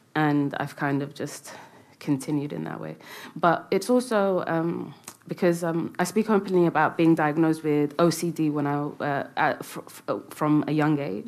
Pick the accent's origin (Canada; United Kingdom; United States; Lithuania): United Kingdom; London; It's where I had my first kiss and where all my friends and you know first heartbreak. Everything happened in London.